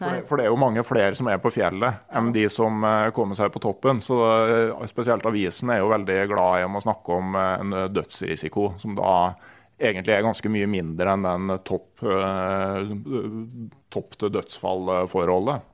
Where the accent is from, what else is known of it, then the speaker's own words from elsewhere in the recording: Gausdal, Innlandet, Norway; moved away; also born or lived in Finnmark; der jeg vokste opp i Gausdal